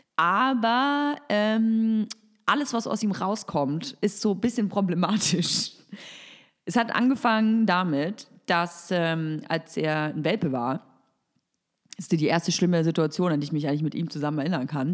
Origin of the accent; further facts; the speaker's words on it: Nuremberg, Bavaria, Germany; moved away; Ich komme ursprünglich aus Nürnberg